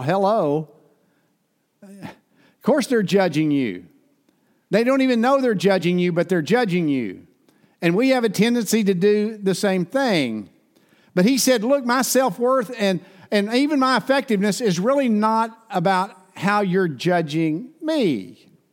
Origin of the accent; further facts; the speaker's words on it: Ada, Oklahoma, United States; my hometown, in Fred Overton's hometown, Ada, Oklahoma.